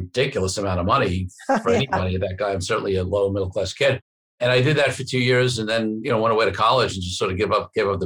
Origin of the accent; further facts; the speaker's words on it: New York City, New York, United States; I grew up in Brooklyn, New York to lower middle class parents